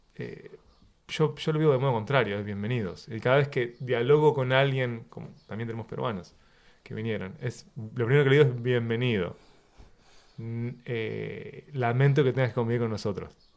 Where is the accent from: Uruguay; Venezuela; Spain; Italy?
Uruguay; mi infancia en Uruguay